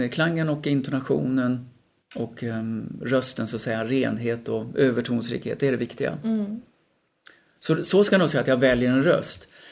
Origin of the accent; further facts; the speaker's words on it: Falkenberg, Halland County, Sweden; moved away as an adult; also born or lived in Gothenburg; now in Stockholm, Sweden; Jag växte upp i Falkenberg eh, under tonåren